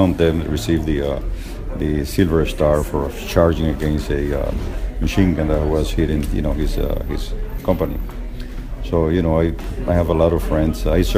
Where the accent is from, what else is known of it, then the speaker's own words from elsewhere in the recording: Cuba; also born or lived in Miami; now in United States; I come from Cuba originally. I was also in the Bay of Pigs.